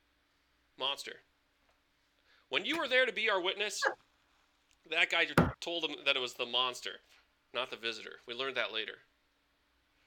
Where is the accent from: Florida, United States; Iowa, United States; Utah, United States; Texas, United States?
Iowa, United States; Newton; I'm from Newton